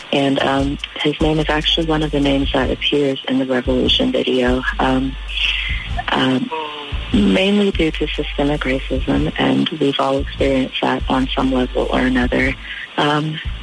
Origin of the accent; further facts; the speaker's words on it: New York City, New York, United States; moved away as an adult; also born or lived in Durham, North Carolina; growing up in New York City